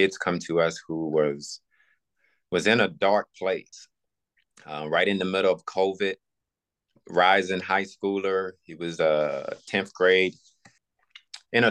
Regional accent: Buckingham County, Virginia, United States; moved away as an adult; also born or lived in Los Angeles / Pittsburgh / Philadelphia; Virginia, my hometown, Buckingham County

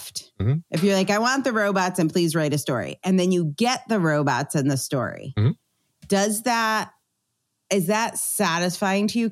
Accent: Meriden, Connecticut, United States; in the middle of Hubbard Park in my hometown in Meriden

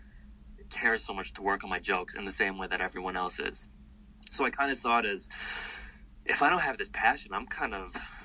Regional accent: New York, United States; I'm from New York

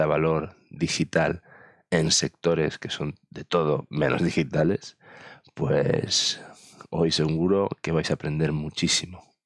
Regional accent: Mallorca, Balearic Islands, Spain; me he traído un paisano, un paisano de mi tierra, un paisano de Mallorca

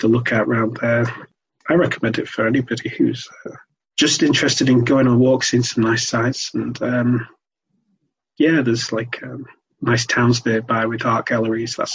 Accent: Sale, North West England, United Kingdom; I am from Manchester area, sort of south Greater Manchester, more specifically in a town called Sale

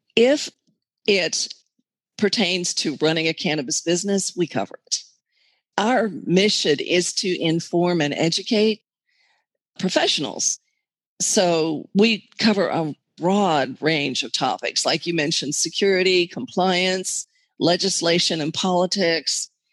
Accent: Texas, United States; Being a Texan

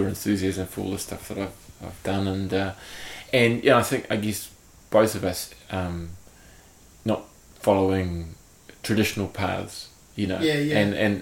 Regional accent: Hawke's Bay, New Zealand; I'm from Hawke's Bay, and so are they. We all grew up together

